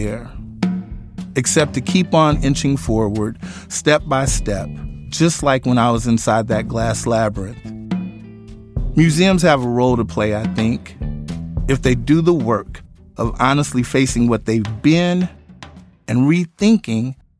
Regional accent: Kansas City, Missouri, United States; born or raised there

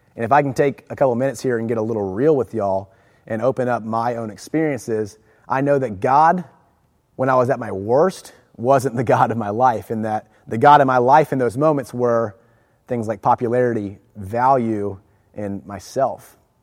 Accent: Jacksonville, Florida, United States; I grew up in Jacksonville. I went from San Pablo to Fletcher Middle School to Fletcher High School, on to the University of Florida.

